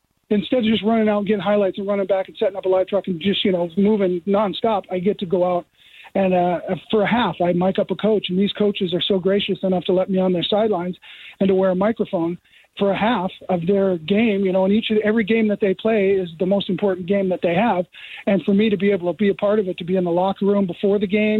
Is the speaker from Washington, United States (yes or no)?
yes; Seattle, Washington, United States; born there; also born or lived in North Dakota / Iowa / Wisconsin / Saskatchewan; I was born in Seattle, lived in North Dakota, lived in Iowa, lived in Wisconsin, lived in Saskatchewan. And now I live here, so I'm from everywhere.